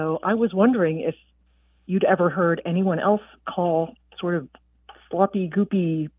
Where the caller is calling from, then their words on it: Aiken, South Carolina, United States; I'm calling from Aiken, South Carolina.